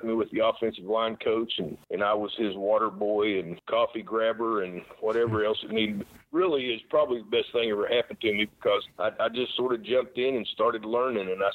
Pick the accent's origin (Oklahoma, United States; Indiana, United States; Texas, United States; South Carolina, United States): Oklahoma, United States; I grew up in Oklahoma